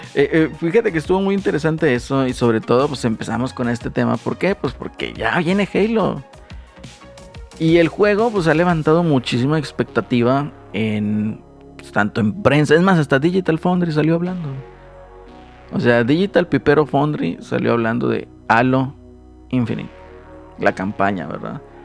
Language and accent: Spanish; Monterrey, Nuevo León, Mexico; Como buenos regios